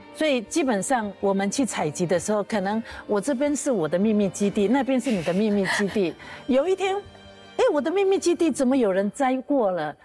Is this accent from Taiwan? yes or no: yes; Taiwan; 我们阿美族